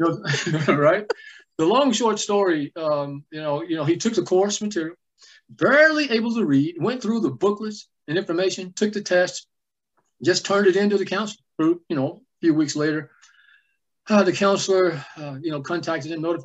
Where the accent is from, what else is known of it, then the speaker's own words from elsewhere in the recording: Jacksonville, Texas, United States; I grew up in East Rural, Texas. It's a little place called Jacksonville